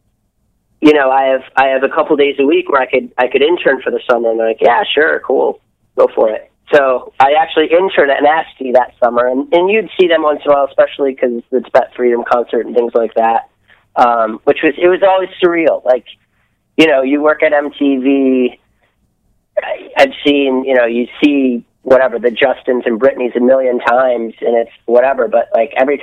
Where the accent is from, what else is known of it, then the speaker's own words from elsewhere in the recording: outside Detroit, Michigan, United States; moved away as an adult; also born or lived in Columbia, Missouri; I grew up outside of Detroit